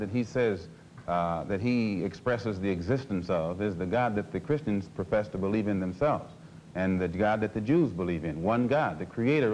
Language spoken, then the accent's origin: English; United States; being an American and not having not being able to speak the Arabic language